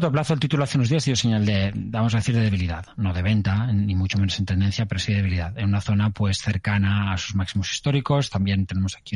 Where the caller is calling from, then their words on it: Almería, Andalusia, Spain; de Almería.